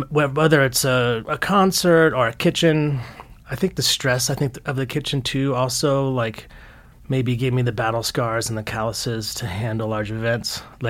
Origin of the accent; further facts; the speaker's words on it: Fort Worth, Texas, United States; born there; also born or lived in Lompoc, California; I was born in Fort Worth, Texas.